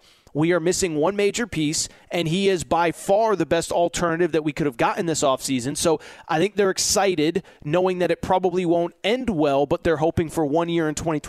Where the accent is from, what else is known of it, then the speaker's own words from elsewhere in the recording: Northeast, United States; I'm from the Northeast